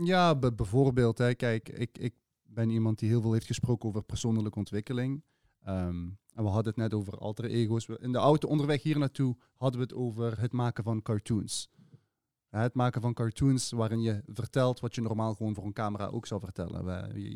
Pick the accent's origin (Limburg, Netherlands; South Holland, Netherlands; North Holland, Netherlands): Limburg, Netherlands; Sittard-Geleen; now in Maastricht, Netherlands; wel gewoon geboren en getogen in het zuiden van het land. Ik woon nu sinds 12 jaar in, in Maastricht. Het is alweer 12 jaar. Ja, ja, ja, ja, het is 12 jaar. Ik kom oorspronkelijk uit Geleen Sittard